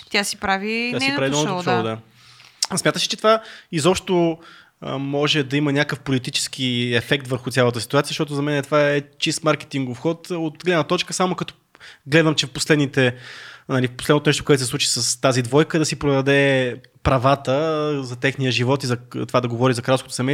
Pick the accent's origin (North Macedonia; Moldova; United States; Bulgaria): United States; никога не са ме харесвали, защото съм американка, и защото съм разведена, и защото съм нали, по-различна и съм от нали, смесена, смесен происход